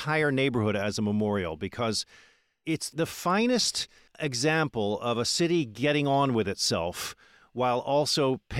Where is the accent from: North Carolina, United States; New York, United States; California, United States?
New York, United States; New York City; it gives me a feeling of pride as a New Yorker